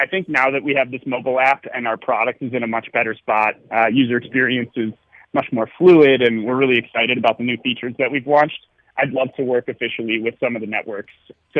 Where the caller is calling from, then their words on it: Chicago, Illinois, United States; We're all Chicago-based. Most of us actually work remotely right now. So I'm calling from Puerto Escondido in Mexico.